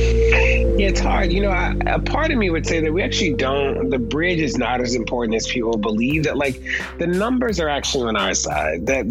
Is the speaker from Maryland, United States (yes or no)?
yes; Baltimore, Maryland, United States; we grew up in Baltimore